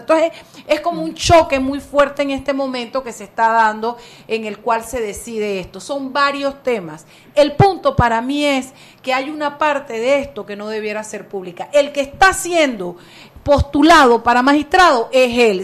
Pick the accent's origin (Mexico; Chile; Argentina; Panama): Panama; el contexto panameño porque somos un país chiquito